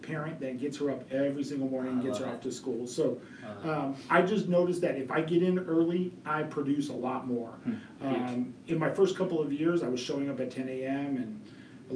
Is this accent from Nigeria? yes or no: no; Colorado Springs, Colorado, United States; So I was born in Colorado Springs. I was actually born in Penrose Hospital